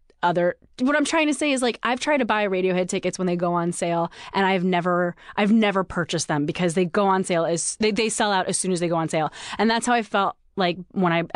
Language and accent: English; New Jersey, United States; moved away; I grew up in Jersey